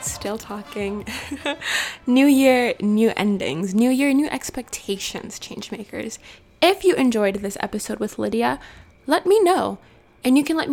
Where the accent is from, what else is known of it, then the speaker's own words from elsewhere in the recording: Cameroon; moved away; I was born in Cameroon, and here I am going to Harvard